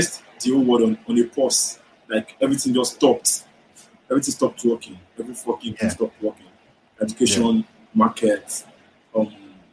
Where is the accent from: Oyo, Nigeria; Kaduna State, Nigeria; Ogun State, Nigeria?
Oyo, Nigeria; Ibadan; now in Lagos, Nigeria; I was raised in Ibadan